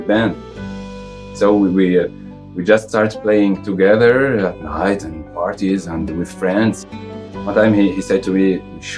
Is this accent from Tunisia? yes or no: yes; Tunisia; moved away as an adult; also born or lived in Paris, France; now in Brussels, Belgium; I am from Tunisia, and I play oud with … and other projects also. Now I live in Belgium, in Brussels. Before I was in Paris for 6 years also, and before I was in Tunisia